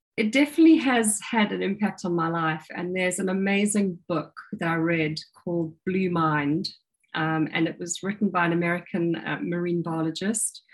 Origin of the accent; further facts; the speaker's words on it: South Africa; now in United Kingdom; I grew up in South Africa and I was a, a water baby